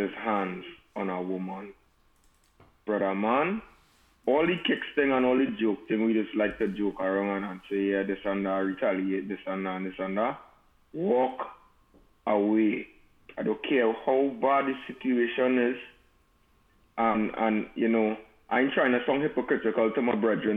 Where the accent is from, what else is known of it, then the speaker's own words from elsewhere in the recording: Trinidad & Tobago; moved away; I grew up in Trinidad where it have a saying, you don't meddle in big people business.